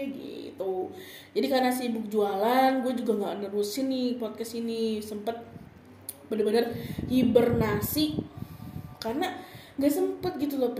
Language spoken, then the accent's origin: Indonesian; Bogor, West Java, Indonesia; setelah pulang dari Bogor setelah gue pulang kampung gue lebaran di Bogor kan